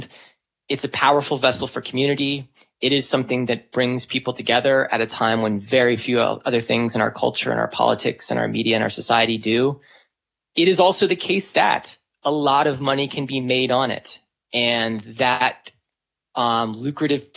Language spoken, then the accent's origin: English; San Diego, California, United States; I grew up in San Diego